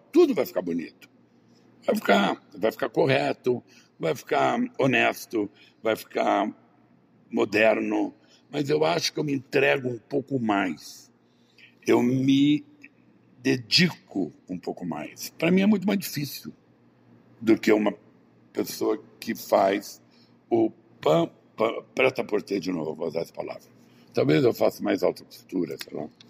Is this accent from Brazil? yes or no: yes; Brazil; eu não nasci no Jardim Europa, nem em Ipanema, nem em Leblon, eu nasci no interior